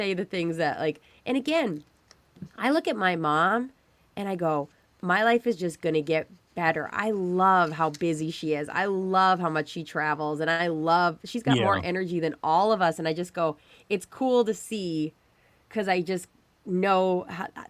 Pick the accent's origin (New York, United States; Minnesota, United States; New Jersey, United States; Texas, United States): Minnesota, United States; Stillwater; I grew up in Stillwater